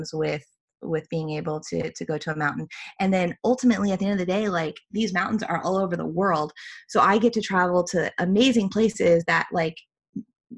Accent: Midwest, United States; I grew up, I'm from the Midwest, country girl at heart

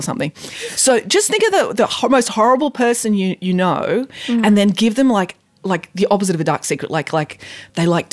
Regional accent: England, United Kingdom; now in Bowral, Australia; I was born in England

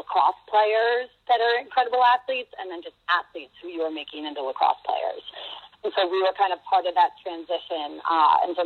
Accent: Upper Brookville, New York, United States; I grew up actually in Long Island, New York, in a town called Upper Brookville

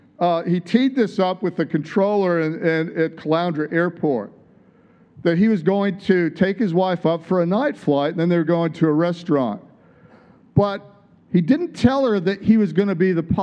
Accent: Michigan, United States; moved away as an adult; also born or lived in San Diego, California / Tulsa, Oklahoma; I'd moved there from Michigan, my home state.

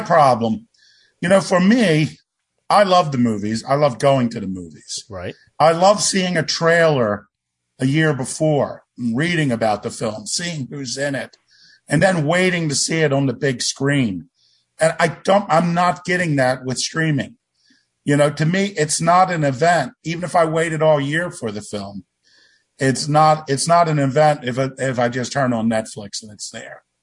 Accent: Baltimore, Maryland, United States; when I was growing up in Baltimore

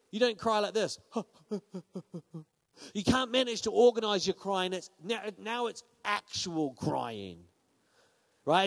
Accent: Paraparaumu, Wellington, New Zealand; I'm from Paraparaumu.

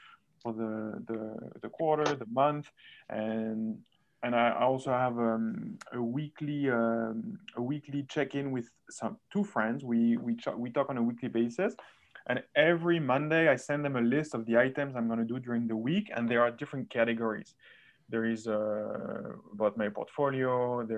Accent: France; moved away; I'm also from France

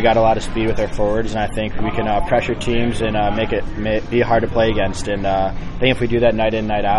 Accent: Chicago, Illinois, United States; moved away as an adult; also born or lived in Indiana; now in Indianapolis, United States; I've been in Indiana the last 4 years, but I'm a Midwestern guy. I'm from Chicago

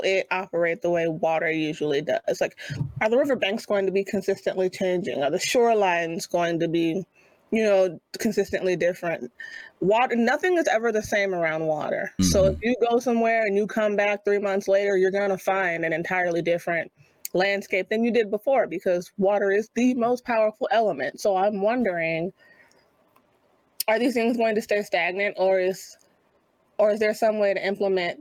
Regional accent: Louisiana, United States; I'm from Louisiana

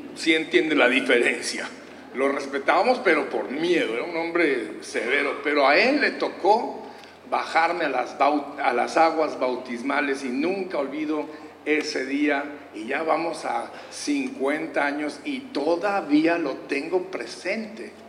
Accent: Durango, Mexico; moved away; de pequeños pueblos allá en el estado de Durango, de donde yo soy, y nos, gracias, un durangueño por ahí orgulloso

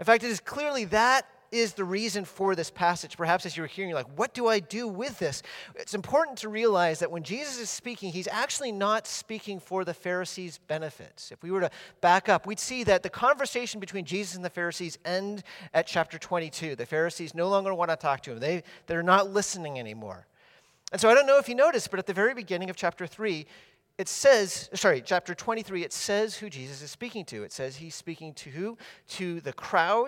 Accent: Massachusetts, United States; when I was growing up in Massachusetts, our house was right up against a forest in the backyard area

